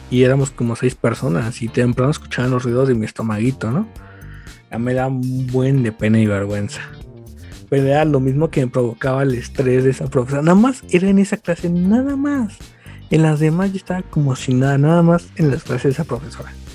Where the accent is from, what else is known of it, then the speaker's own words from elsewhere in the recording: State of Mexico, Mexico; yo soy del Estado de México